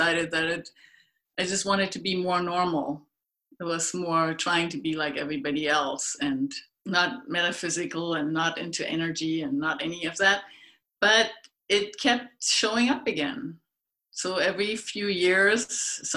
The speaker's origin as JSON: {"language": "English", "country": "Germany", "tie": "born or raised there", "moved": "yes", "said": "I grew up in Germany, way out in the middle of nowhere."}